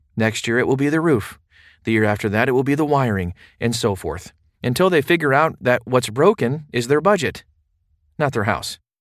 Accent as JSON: {"language": "English", "town": "Baltimore", "region": "Maryland", "country": "United States", "tie": "born or raised there", "moved": "as an adult", "said": "I grew up in Baltimore, but I got sick of the high taxes and high crime rates, so I moved overseas"}